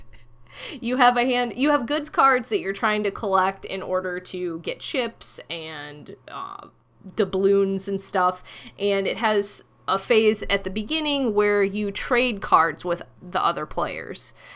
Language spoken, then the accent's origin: English; Ohio, United States; I'm from Ohio.